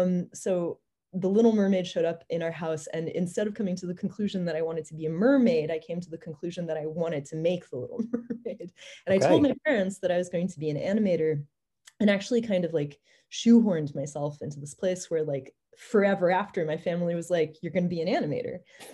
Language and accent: English; Paris, Île-de-France, France; So I grew up in Europe for the most part, and we were in Paris at the time.